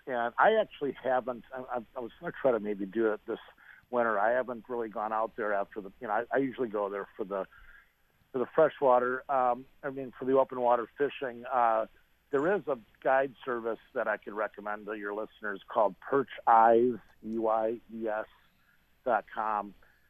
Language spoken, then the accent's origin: English; Devils Lake area, North Dakota, United States; now in Des Moines, United States; that's where I'm from originally, that area of North Dakota.